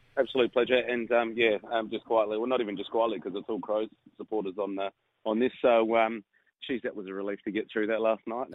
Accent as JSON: {"language": "English", "area": "Adelaide Hills", "region": "South Australia", "country": "Australia", "tie": "born or raised there", "said": "I grew up in Adelaide Hills"}